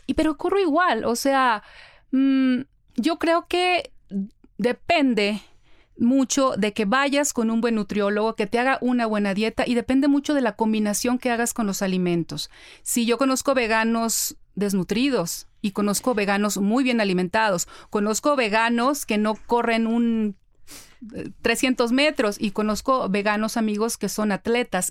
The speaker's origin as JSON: {"language": "Spanish", "town": "Ciudad Obregón", "region": "Sonora", "country": "Mexico", "said": "yo soy de Ciudad Obregón, Sonora"}